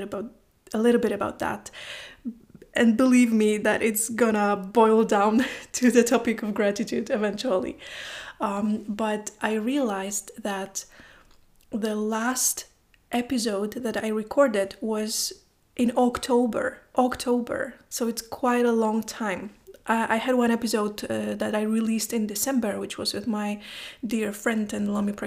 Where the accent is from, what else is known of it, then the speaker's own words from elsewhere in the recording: Poland; English is a second language; now in Iceland; I live in Iceland, I am from Poland